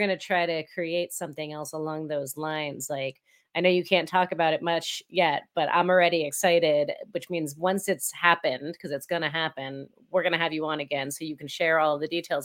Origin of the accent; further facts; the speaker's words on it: Essex County, New Jersey, United States; moved away; I grew up, um, in North Jersey